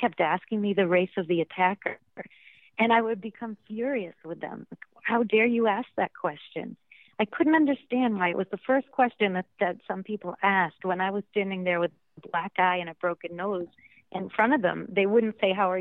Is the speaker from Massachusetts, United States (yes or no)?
yes; Massachusetts, United States; moved away; I'm from this Italian American town in Massachusetts. There wasn't much diversity when I was growing up